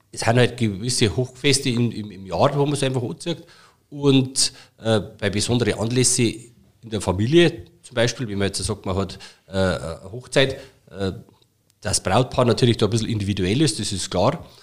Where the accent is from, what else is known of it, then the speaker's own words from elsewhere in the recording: Bavaria, Germany; Und äh, bei uns in Bayern ist halt einfach so, wenn ich halt privat äh, die Gelegenheit habe, dann, dann, dann ziehe ich meine Tracht an.